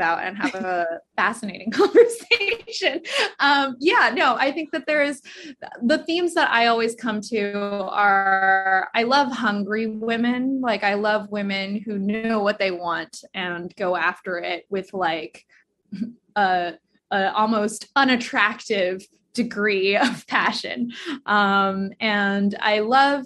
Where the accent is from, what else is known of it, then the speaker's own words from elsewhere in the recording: Kansas, United States; also born or lived in Guangzhou, China; We moved to Kansas when I was 3 from Guangzhou, China, and my parents were grad students there